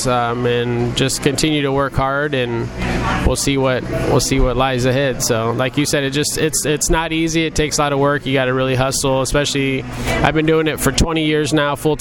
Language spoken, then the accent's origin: English; Muscatine, Iowa, United States; also born or lived in Las Vegas; I was born and raised in Muscatine